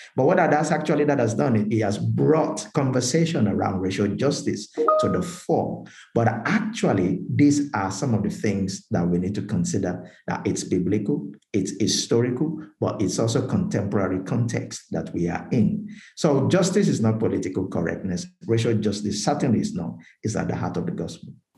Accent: Nigeria; now in United Kingdom; I'm from Nigeria, as you mentioned, uh, born and bred Nigerian, and uh, but I'm also British

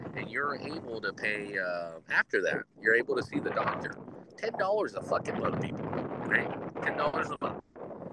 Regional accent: United States; As an American

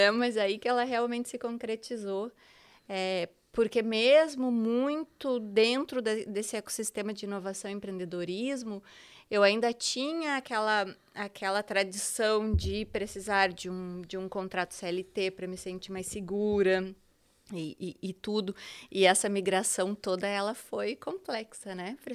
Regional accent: Porto Alegre, Rio Grande do Sul, Brazil; now in Santa Catarina, Brazil; É, bom, eu sou gaúcha, né? sou porto-alegrense.

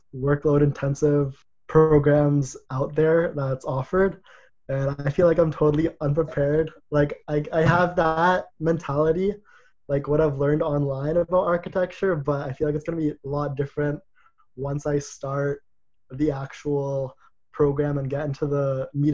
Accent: Ajax, Ontario, Canada; I'm from Ajax, Ontario, so the suburbs of Toronto

